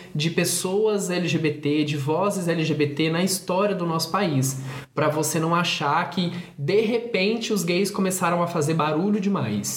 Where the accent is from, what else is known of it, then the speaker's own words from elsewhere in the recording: Brazil; nós todos que somos brasileiros